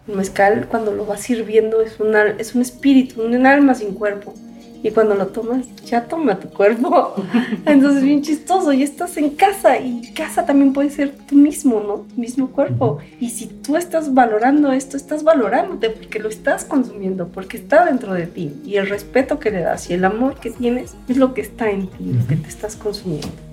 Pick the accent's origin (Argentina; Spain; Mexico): Mexico; Mexico City; Nací en la Ciudad de México